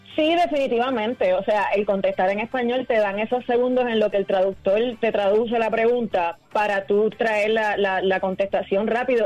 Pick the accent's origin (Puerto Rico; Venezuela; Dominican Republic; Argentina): Puerto Rico; nosotros como puertorriqueños